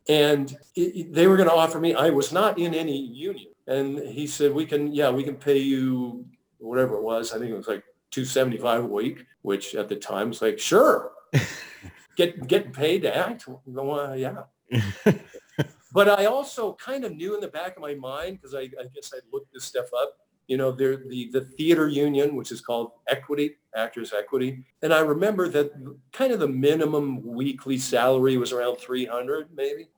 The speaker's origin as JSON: {"language": "English", "town": "San Jose", "region": "California", "country": "United States", "tie": "born or raised there", "also_born_or_lived": "Santa Barbara", "moved": "as an adult", "lives_now": "Los Angeles, United States", "said": "my hometown of San Jose"}